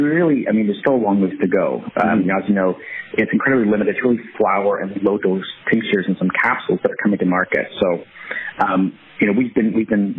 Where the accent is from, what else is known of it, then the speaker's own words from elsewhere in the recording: Canada; now in United States; being a Canadian down here